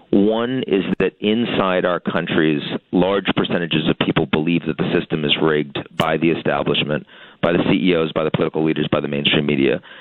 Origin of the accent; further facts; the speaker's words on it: Boston, Massachusetts, United States; I'm from Boston, and this is the first time in my life that I've ever actively rooted against my home team um, for anything.